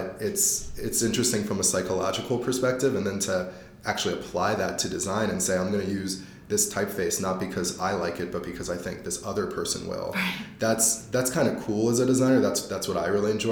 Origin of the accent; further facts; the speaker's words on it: Philadelphia, Pennsylvania, United States; now in Boulder, United States; When I was growing up in Philadelphia, I was the only mixed person